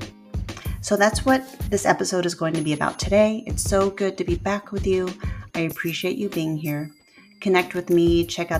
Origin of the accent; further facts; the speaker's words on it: Port Angeles, Washington, United States; moved away; I've been back home in my hometown of Port Angeles, Washington